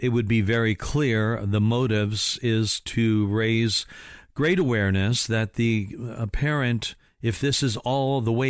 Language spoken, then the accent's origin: English; Indiana, United States; I am operating from Indiana, my home state